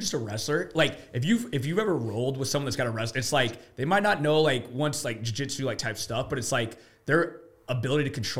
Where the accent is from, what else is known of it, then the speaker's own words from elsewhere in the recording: Midwest, United States; I'm from the Midwest, where, like, Illinois, Iowa, like, wrestling country.